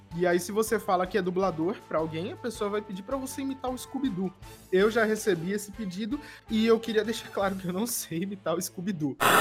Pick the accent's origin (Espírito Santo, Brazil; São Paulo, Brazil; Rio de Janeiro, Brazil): São Paulo, Brazil; Jacareí; now in São Paulo, Brazil; E a gente morava no interior de São Paulo e ele abriu um estúdio de locução comercial em São José dos Campos, pertinho de onde eu nasci, que é Jacareí